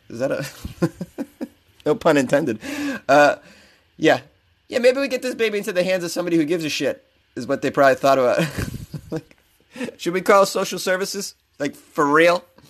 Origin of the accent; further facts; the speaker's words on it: Massachusetts, United States; now in Los Angeles, United States; which is my home state.